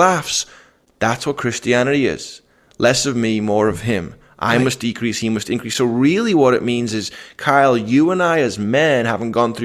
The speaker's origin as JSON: {"language": "English", "town": "Liverpool", "region": "North West England", "country": "United Kingdom", "moved": "yes", "said": "I'm from Liverpool"}